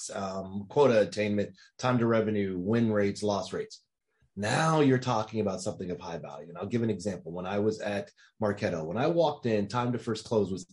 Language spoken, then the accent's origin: English; Dallas, Texas, United States; I'm from Dallas.